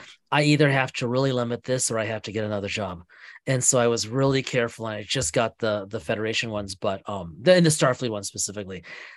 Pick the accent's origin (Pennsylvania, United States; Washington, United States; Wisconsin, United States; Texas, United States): Wisconsin, United States; Fond du Lac; now in St. Paul, United States; obviously I'm in St. Paul and Brad's in Milwaukee, but Brad's from Oconomowoc and I'm from Fond du Lac.